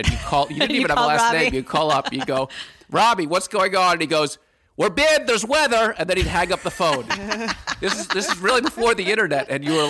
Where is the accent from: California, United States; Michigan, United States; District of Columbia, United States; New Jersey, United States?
District of Columbia, United States; Washington; So I grew up in Washington, D.C., and I was just always very interested in how the world worked